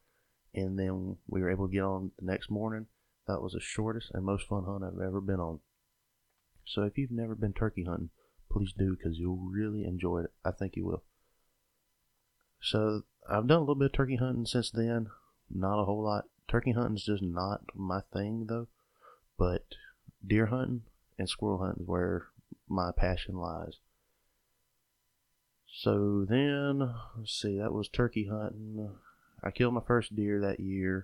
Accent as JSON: {"language": "English", "town": "Sylvester", "region": "Georgia", "country": "United States", "tie": "born or raised there", "said": "I was born and raised in South Georgia, grew up in Sylvester, Georgia"}